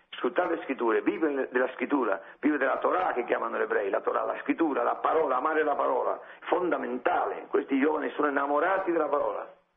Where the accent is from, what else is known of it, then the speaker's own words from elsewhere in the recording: Spain; Italian is a second language; io sono spagnolo